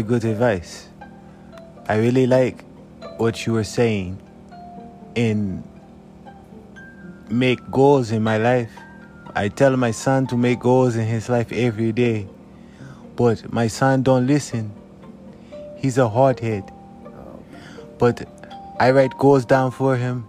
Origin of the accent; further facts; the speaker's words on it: South Africa; moved away as an adult; now in United States; I'm from South Africa